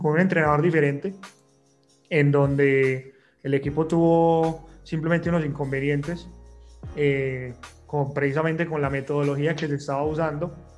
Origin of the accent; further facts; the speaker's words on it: Colombia; Como latinoamericanos y como colombianos